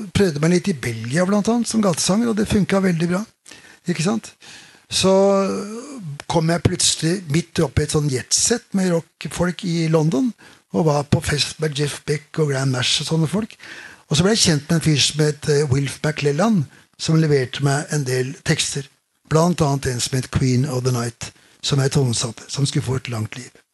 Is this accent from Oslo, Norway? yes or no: yes; Oslo, Norway; vokste opp på Keiserløkka, der jeg vokste opp